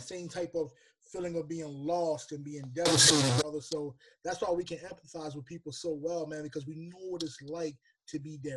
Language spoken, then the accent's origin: English; Lancaster, Pennsylvania, United States; moved away as an adult; now in Baltimore, United States; originally from Lancaster, Pennsylvania, but I now reside in Baltimore, Maryland